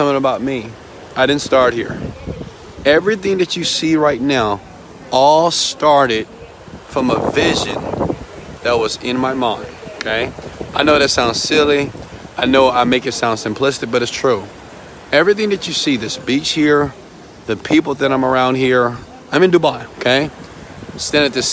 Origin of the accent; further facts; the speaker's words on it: Houston, Texas, United States; I'm from Houston, Texas, I grew up in the partial average community